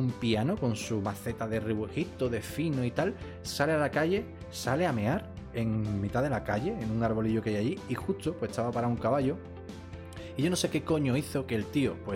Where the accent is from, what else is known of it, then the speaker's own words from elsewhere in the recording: Seville, Andalusia, Spain; Como ya vosotros sabéis, yo soy sevillano, y aquí en Sevilla, pues hay una semana al año que se hace una feria